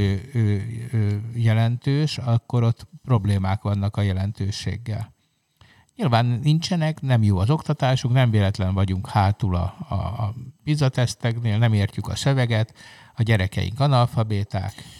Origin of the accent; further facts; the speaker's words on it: Hungary; egy jelentéktelen kis ország vagyunk